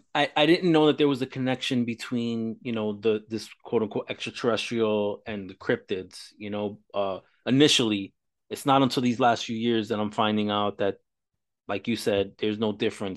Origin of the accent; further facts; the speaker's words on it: Florida, United States; in Florida, where I'm from.